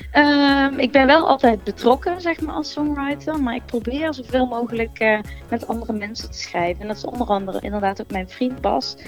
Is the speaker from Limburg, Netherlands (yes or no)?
no; Gemert, North Brabant, Netherlands; ik kom uit Gemert, Zuidoost-Brabant